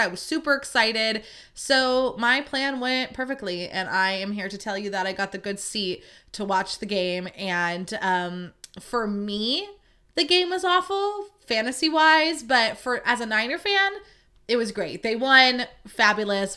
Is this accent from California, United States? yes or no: yes; Livermore, California, United States; I grew up in Livermore